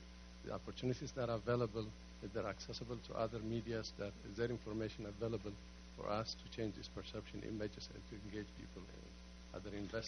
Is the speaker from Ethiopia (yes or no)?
yes; Ethiopia; moved away; I'm from Ethiopia.